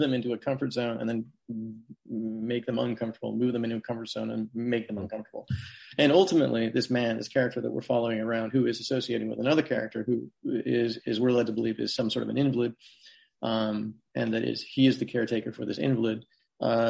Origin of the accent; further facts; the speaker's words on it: Portland, Oregon, United States; I grew up in Portland. Left for college, came back.